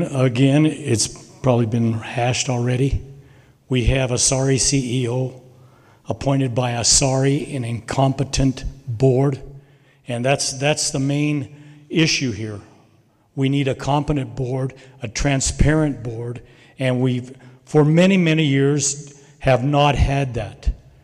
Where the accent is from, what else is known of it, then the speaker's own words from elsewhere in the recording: Gallup, New Mexico, United States; I was born and raised in Gallup.